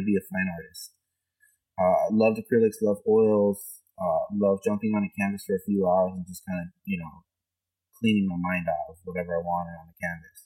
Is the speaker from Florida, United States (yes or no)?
yes; Florida, United States; accent: South Florida Hispanic; Been born and raised here all my life, and my family is Cuban, so I'm kind of like the first generation Cuban from my family to be brought up here in the United States